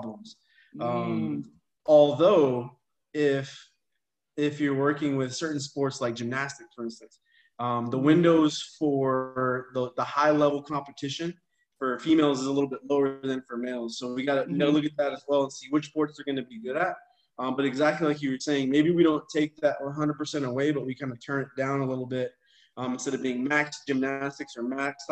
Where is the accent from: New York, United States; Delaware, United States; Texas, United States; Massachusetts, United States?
Texas, United States; growing up in Texas